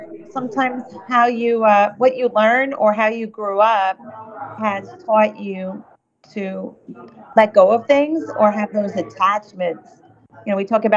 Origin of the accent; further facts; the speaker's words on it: New York, United States; I'm a New Yorker